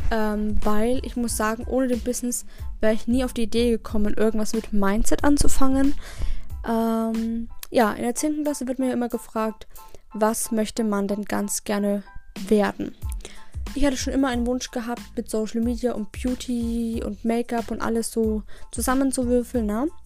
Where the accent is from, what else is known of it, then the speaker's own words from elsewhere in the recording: Regensburg, Bavaria, Germany; born there; ich bin am 27. März 2000 geboren in Regensburg tatsächlich.